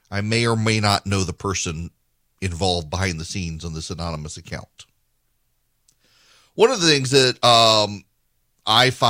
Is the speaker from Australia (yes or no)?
no; Dubai, United Arab Emirates; When I grew up in Dubai, we had a housekeeper.